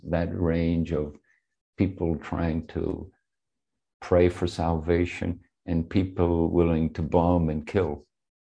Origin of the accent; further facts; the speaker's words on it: Belfast, Northern Ireland, United Kingdom; now in San Francisco, United States; I grew up in Belfast. I left in the middle of the Troubles, and then I came back just as the Troubles were ending, formally.